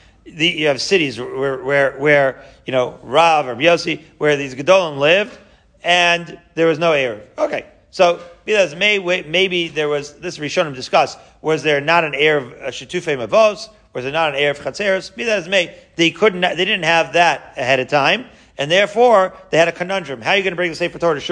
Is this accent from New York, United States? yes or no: yes; Long Island, New York, United States; my childhood growing up in Long Island